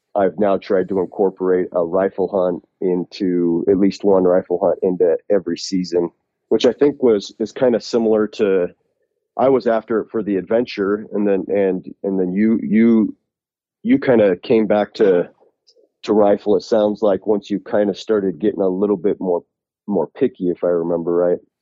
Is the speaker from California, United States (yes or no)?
no; Utah, United States; I'm from Utah